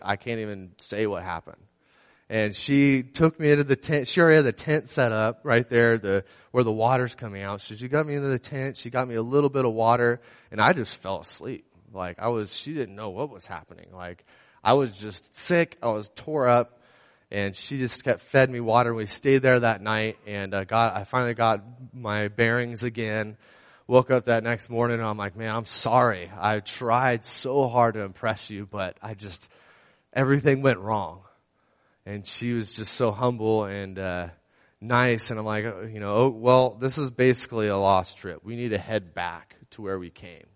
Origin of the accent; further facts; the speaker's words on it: San Luis Obispo County, California, United States; also born or lived in Pismo Beach, California / Paso Robles, California; I was born and raised here in San Luis Obispo County